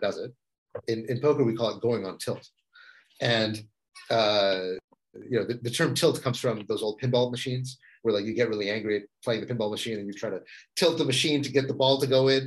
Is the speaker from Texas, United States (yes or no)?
yes; Texas, United States; moved away as an adult; also born or lived in San Francisco; I grew up in Texas